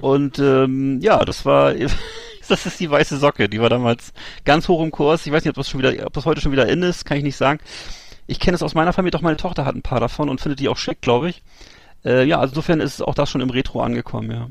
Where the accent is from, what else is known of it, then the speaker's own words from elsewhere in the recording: Bremerhaven, Bremen, Germany; bei uns in Bremerhaven